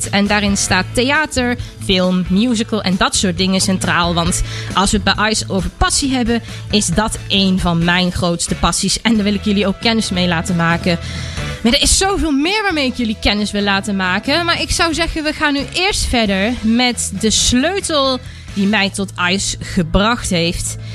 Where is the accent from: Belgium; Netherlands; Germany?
Germany; ik kom dus oorspronkelijk uit Duitsland. Ik woon daar ook en ben dus ook Duitse.